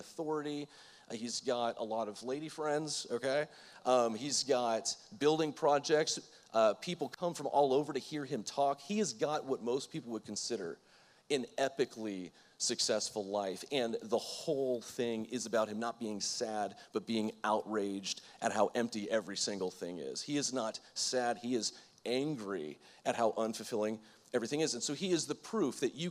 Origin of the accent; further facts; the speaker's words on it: Florida, United States; I'm from Florida